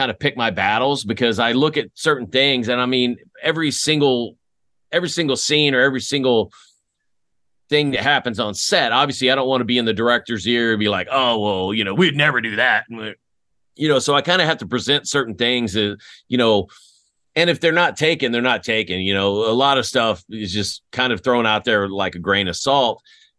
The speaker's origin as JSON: {"language": "English", "country": "Greece", "tie": "born there", "also_born_or_lived": "Fort Riley, United States / Germany", "said": "After I was born in Greece. My family, we moved to Fort Riley. My dad did 2 years at Fort Riley before we went back to Germany"}